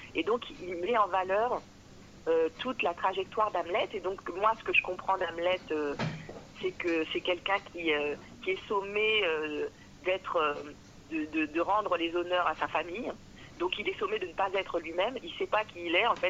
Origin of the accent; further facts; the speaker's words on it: France; je suis française depuis vraiment plusieurs siècles